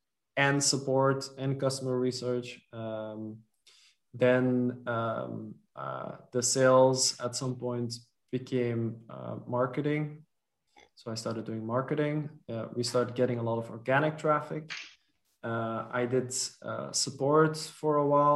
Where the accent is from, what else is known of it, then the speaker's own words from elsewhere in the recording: Belgium; first language Dutch; English is a second language; also born or lived in French-speaking part of Belgium; in Belgium, we have two or three national languages. My mother tongue is Dutch. When I was a kid, we lived in the French-speaking part